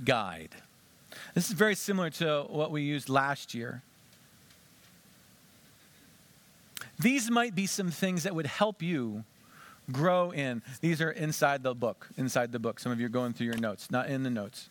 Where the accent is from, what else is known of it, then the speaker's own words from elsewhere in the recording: Western Pennsylvania, United States; I grew up in Western Pennsylvania